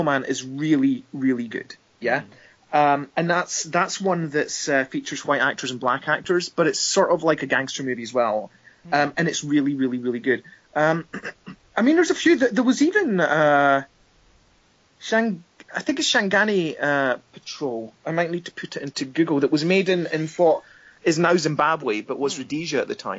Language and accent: English; Scotland, United Kingdom; in my home country, you know? I'm a Scottish filmmaker